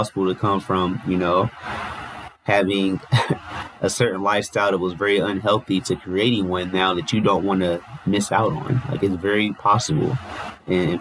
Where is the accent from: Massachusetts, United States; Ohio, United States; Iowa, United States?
Ohio, United States; Cincinnati; I grew up in Cincinnati.